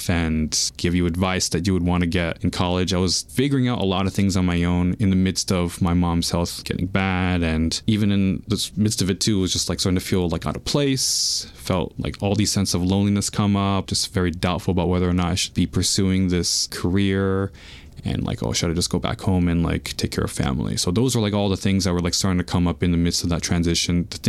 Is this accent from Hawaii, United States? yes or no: no; New York City, New York, United States; I was actually born and raised in Queens